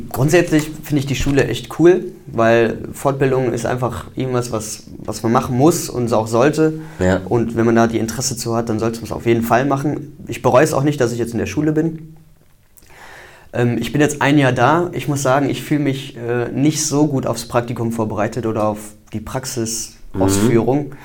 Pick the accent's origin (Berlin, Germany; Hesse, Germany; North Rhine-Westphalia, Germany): North Rhine-Westphalia, Germany; Wesel; Ich komme aus dem Raum Wesel